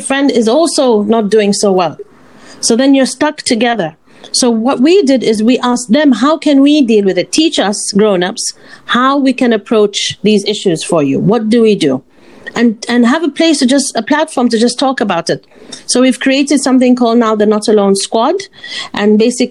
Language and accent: English; Oman; we're from Oman